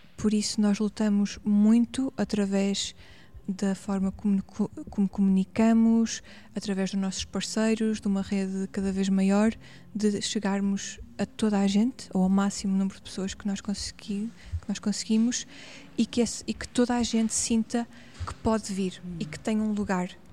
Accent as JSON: {"language": "Portuguese", "town": "Paços de Ferreira", "region": "Norte", "country": "Portugal", "tie": "born or raised there", "also_born_or_lived": "Porto", "accent": "northern", "moved": "yes", "lives_now": "Lisbon, Portugal", "said": "sinto que sou do Norte e ah, as pessoas que me conhecem cá no Sul identificam muito com características hum. do Norte, com palavras, com expressões"}